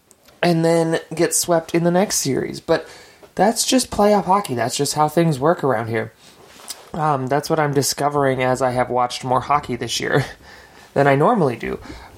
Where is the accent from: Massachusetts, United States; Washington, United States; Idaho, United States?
Idaho, United States; I am from Idaho, of course.